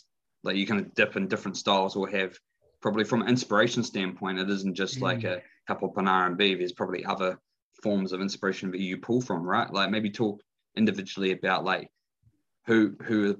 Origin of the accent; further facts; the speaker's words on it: Dunedin, Otago, New Zealand; I'm from Dunedin, 03.